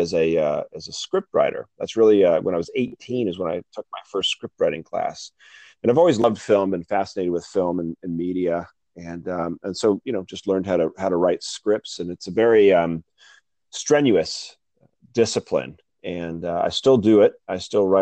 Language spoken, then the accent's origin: English; Newport Beach, California, United States; I was born and raised in Newport Beach, California